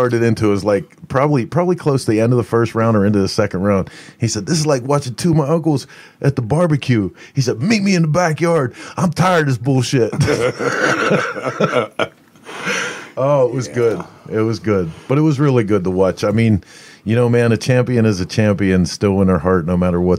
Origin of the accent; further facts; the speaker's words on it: Pittsburgh, Pennsylvania, United States; we're saying that from Pittsburgh